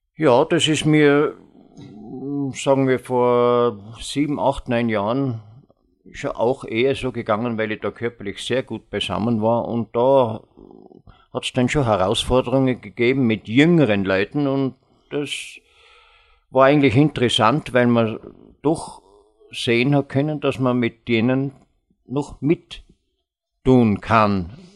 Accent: Vorarlberg, Austria; ich als Vorarlberger

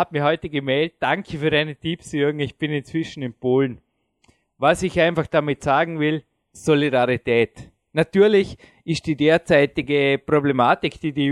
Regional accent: Austria; wenn ich als Österreicher Nationalstolz hätte und sagte, ja, Alpenrepublik und alles andere interessiert mich nicht

